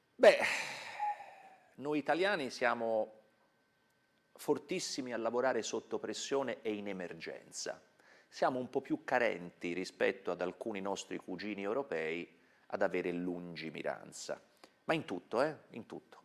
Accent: Tuscany, Italy; Io sono toscano, mi sente

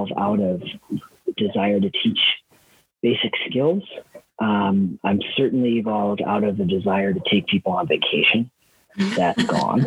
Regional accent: Wisconsin, United States; moved away as an adult; also born or lived in Idaho; I grew up in Wisconsin on a dairy farm. I moved to Idaho when I was 18

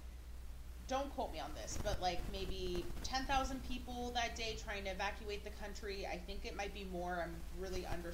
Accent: Seattle, Washington, United States; I was born in Seattle.

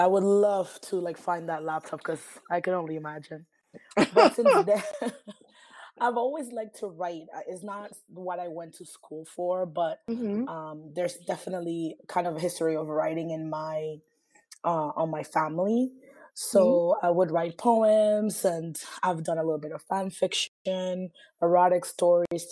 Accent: Panama; moved away as an adult; also born or lived in South Florida / New York; now in New Orleans, United States; I actually was born and raised in Panama. And I actually moved here as an adult

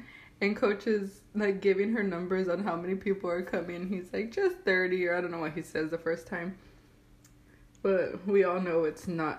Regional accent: Texas, United States; we're from Texas.

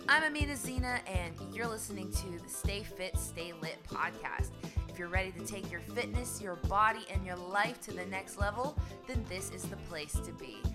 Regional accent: West Virginia, United States; also born or lived in New York; now in Amsterdam, Netherlands; I grew up in West Virginia and this was at a time when nobody had internet.

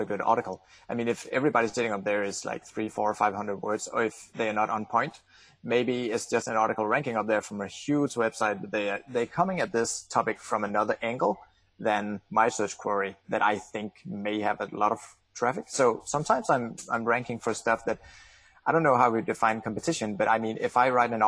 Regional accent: Denmark; English is a second language; I'm from Denmark

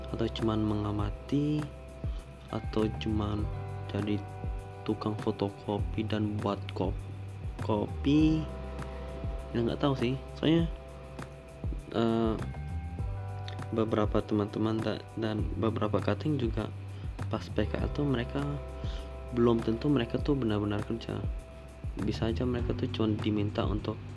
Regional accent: Pontianak, West Kalimantan, Indonesia; soalnya kan aku asalnya dari Pontianak ya dan Pontianak itu tidak ada kereta

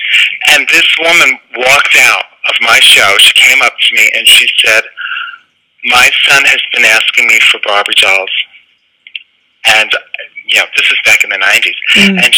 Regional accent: Bronx, New York, United States; Well, I grew up in the Bronx, and it was a pleasant neighborhood, but it was in the 70s

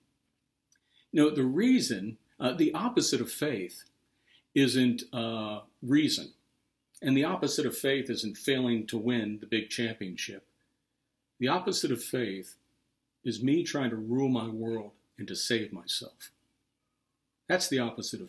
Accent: Pittsburgh, Pennsylvania, United States; moved away; I'm from Pittsburgh

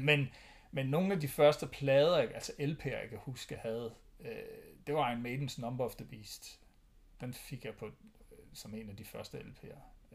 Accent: Thy, North Denmark Region, Denmark; jeg er opvokset i Thy

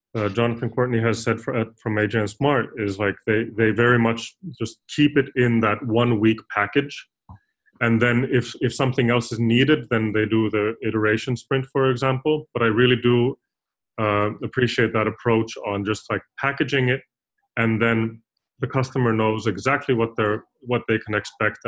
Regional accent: Finland; I'm originally from Finland

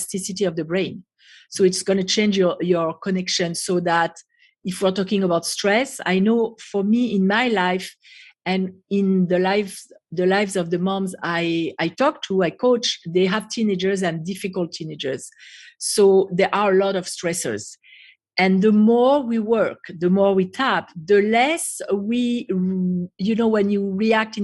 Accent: France; English is a second language; moved away as an adult; also born or lived in United States; now in Israel; So originally I was born and raised in France

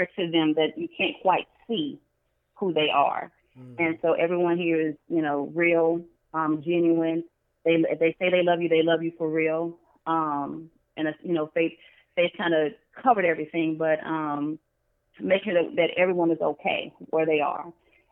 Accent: Baton Rouge, Louisiana, United States; also born or lived in Greensboro, Louisiana; my family's originally from Greensboro, Louisiana, but I grew up in Baton Rouge

